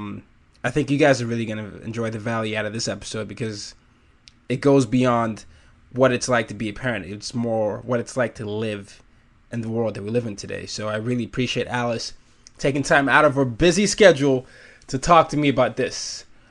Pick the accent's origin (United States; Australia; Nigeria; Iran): Nigeria; I'm Nigerian